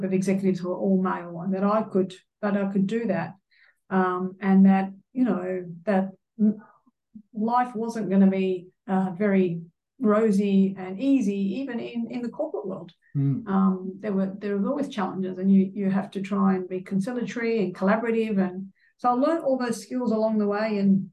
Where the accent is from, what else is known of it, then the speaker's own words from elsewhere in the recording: Sydney, New South Wales, Australia; born and bred in Sydney